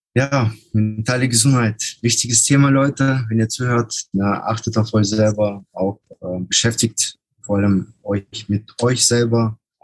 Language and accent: German; Germany; aus Deutschland